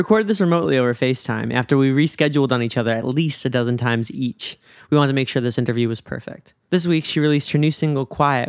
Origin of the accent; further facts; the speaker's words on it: New York, United States; I'm from New York